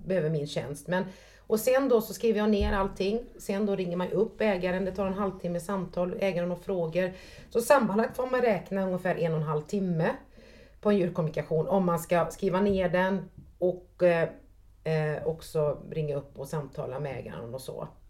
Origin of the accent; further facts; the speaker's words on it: Trollhättan, Västra Götaland, Sweden; jag är uppväxt på Sanden, på Stamkullevägen i Trollhättan